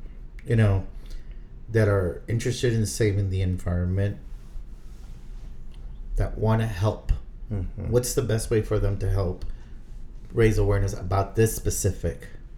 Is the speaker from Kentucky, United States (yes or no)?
no; South Texas, United States; Where I grew up in South Texas, where it is hot.